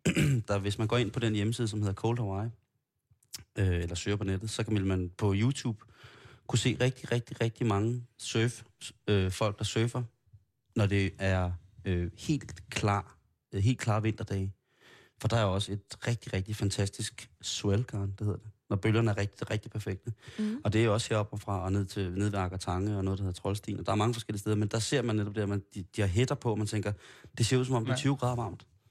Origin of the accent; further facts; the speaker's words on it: Copenhagen, Capital Region of Denmark, Denmark; der er jeg jo så københavner